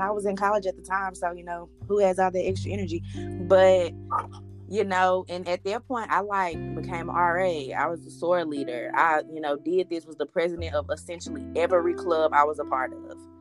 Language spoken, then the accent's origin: English; Memphis, Tennessee, United States; I'm from Memphis, grew up in Memphis, left Memphis to go to college, went graduated from UT Martin, came back to Memphis